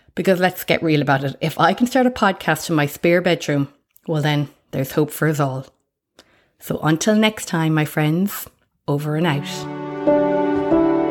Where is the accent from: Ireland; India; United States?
Ireland; accent: Irish; moved away as an adult; now in Australia; you can probably guess my accent, that I'm Irish